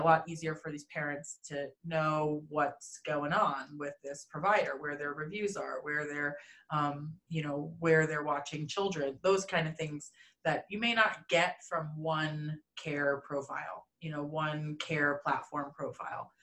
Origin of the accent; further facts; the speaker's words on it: East Coast of the United States, United States; moved away as an adult; now in Denver, United States; I hail from the East Coast of the United States, so that's kind of where I was born and raised.